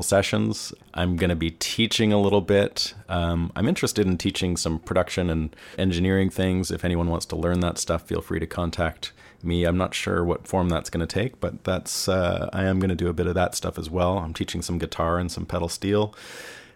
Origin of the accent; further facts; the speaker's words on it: Canada; now in Nashville, United States; I'm Canadian. I'm living in the US